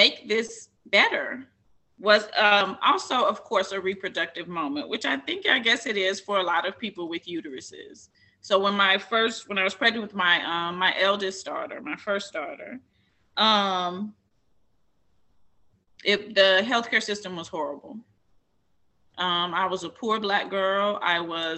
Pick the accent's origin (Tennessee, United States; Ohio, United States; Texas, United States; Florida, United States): Tennessee, United States; Columbia; I was born in Columbia, Tennessee